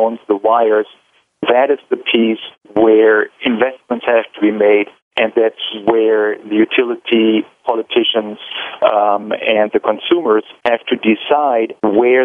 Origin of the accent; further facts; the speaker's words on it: Germany; now in Seattle, United States; I'm the CIO here at Seattle City Light, but I'm originally from Germany